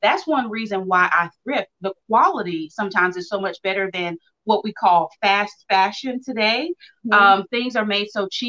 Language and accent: English; Mount Olive, North Carolina, United States; I'm actually from Mount Olive, North Carolina, which is not far from where Melissa's from. I'm a country girl